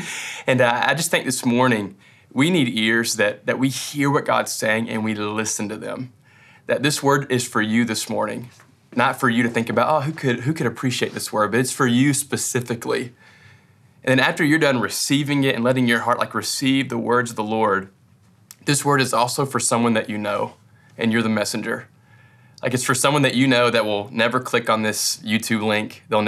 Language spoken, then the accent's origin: English; Kentucky, United States; I'm from West Kentucky, so he's really country.